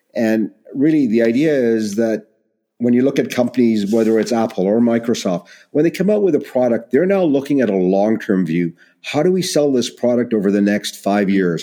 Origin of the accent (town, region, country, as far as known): Canada